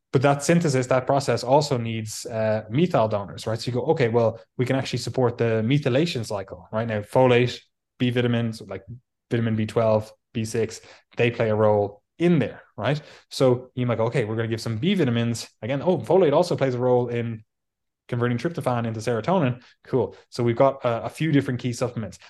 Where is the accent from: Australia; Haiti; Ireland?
Ireland; now in England, United Kingdom; we're both Irish. I live in England. Obviously, I used to live in the mighty Ireland